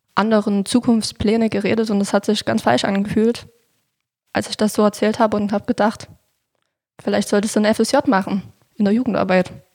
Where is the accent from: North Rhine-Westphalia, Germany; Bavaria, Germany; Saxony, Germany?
Saxony, Germany; Niederlungwitz; Ich wohne in Niederlunkwitz. Das liegt direkt neben Klauchau.